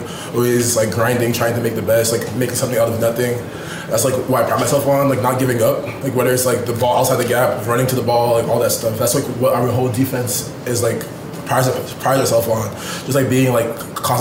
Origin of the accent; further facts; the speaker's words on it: Rhode Island, United States; moved away as an adult; I'm a kid from Rhode Island